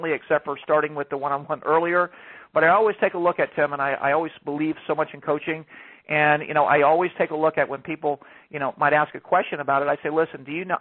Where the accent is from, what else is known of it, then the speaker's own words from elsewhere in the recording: Atlanta, Georgia, United States; moved away as an adult; now in Palm Beach County, United States; I'm originally from Georgia. I lived all my life in Georgia in the Atlanta area, and I moved to Florida in 2007